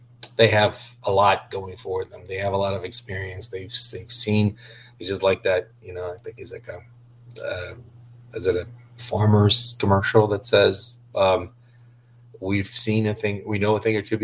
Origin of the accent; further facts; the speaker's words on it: Curitiba, Paraná, Brazil; English is a second language; moved away as an adult; also born or lived in Orlando, Florida; now in United States; was born and raised in Brazil, and particularly, especially, not just being from Brazil, but being from Curitiba